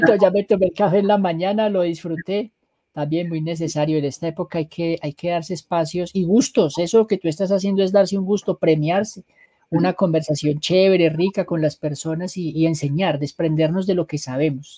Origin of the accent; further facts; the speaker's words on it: Manizales, Caldas, Colombia; moved away as an adult; now in Bogotá, Colombia; yo soy de Manizales